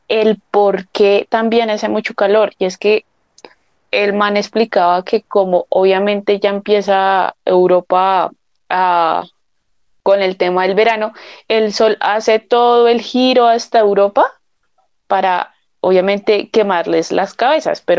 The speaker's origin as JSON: {"language": "Spanish", "region": "Bogotá", "country": "Colombia", "said": "para mí, como rola, esto es calor."}